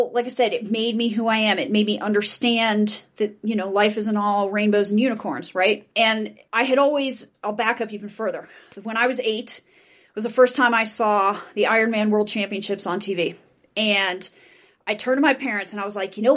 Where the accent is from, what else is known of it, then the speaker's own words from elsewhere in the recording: Boca Raton, Florida, United States; now in Denver, United States; I grew up in Boca Raton, Florida, born and raised in Florida. I'm one of those rare native Floridians